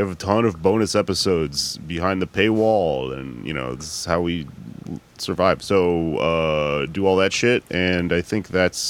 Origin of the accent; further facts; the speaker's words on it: Houston, Texas, United States; Come on out if you're in Houston, in my hometown.